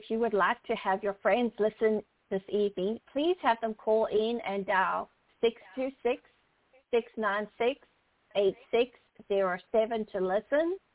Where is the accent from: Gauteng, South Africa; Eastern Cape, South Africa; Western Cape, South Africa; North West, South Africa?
Eastern Cape, South Africa; Port Elizabeth; now in Houston, United States; Well, I was born and raised in Port Elizabeth, South Africa, and made my way over to the United States in 1994 to Houston, Texas.